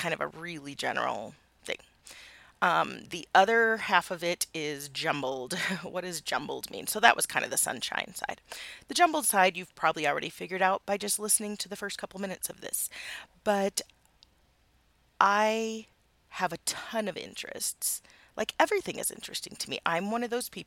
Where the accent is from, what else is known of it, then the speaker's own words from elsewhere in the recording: Midwest, United States; now in Utah, United States; I live in Utah. And I grew up in the Midwest.